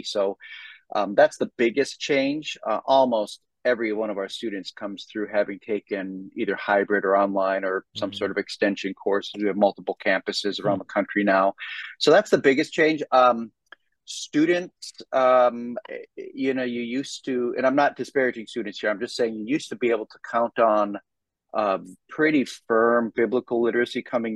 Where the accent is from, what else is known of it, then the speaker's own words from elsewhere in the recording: Minnesota, United States; moved away as an adult; also born or lived in Philadelphia area; now in Dallas, United States; I'm from Minnesota originally